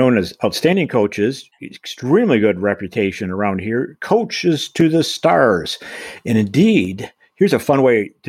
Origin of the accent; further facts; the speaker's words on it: Michigan, United States; moved away; my home state of Michigan